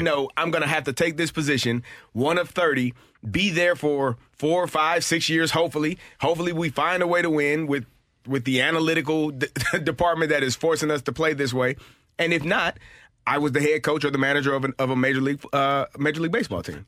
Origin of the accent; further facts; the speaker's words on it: St. Louis, Missouri, United States; it was my hometown